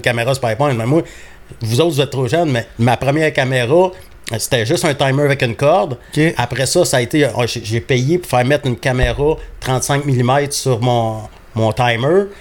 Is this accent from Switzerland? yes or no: no; south of Montreal, Quebec, Canada; also born or lived in Churchill Falls, Labrador, Canada; je suis arrivé, ça arrive sud de Montréal. ma famille vient principalement de Châteauguay